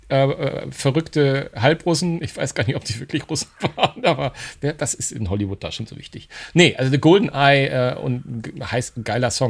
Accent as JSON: {"language": "German", "region": "Hamburg", "country": "Germany", "tie": "born or raised there", "said": "Natürlich ein Film in meiner in Bond in meiner Heimatstadt."}